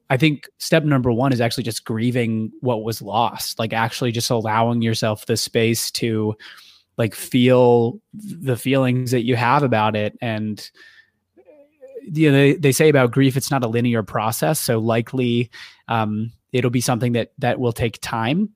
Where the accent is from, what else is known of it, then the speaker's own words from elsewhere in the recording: Ohio, United States; moved away as an adult; also born or lived in California; now in Chicago, United States; I'm from Ohio originally